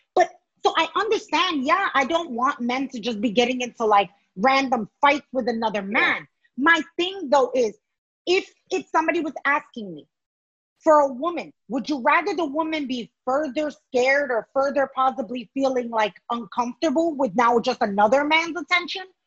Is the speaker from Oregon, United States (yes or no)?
no; New York City, New York, United States; myself as a New Yorker